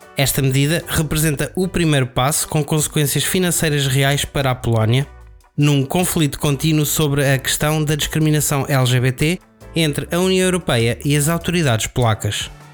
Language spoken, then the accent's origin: Portuguese; Aveiro, Centro, Portugal; also born or lived in Porto; eu sou da Aveiro